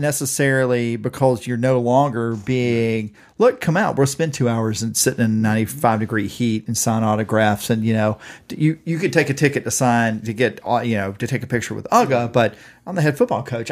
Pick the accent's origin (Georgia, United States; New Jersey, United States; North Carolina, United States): Georgia, United States; Pierce County; I'm from Pierce County, Georgia, in the high school before they became Pierce County, where I went to elementary school and junior high